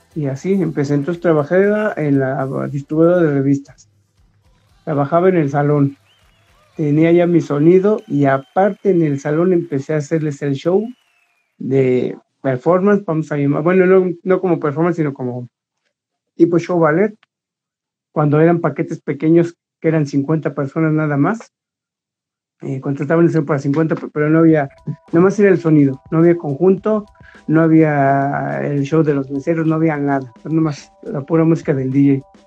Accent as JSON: {"language": "Spanish", "country": "Mexico", "said": "así somos los mexicanos"}